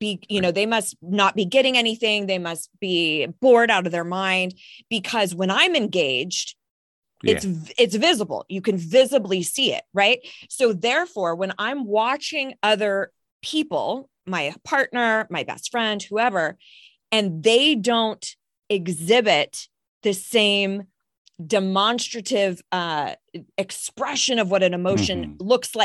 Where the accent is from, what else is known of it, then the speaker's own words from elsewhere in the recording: Ireland; I'm Irish as well